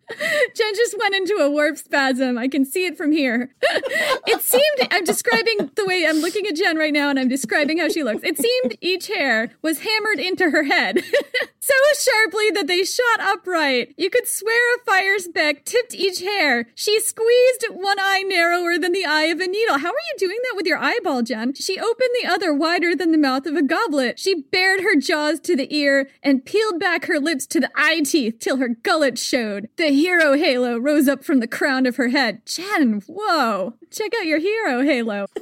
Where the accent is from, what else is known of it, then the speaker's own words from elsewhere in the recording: United States; I am American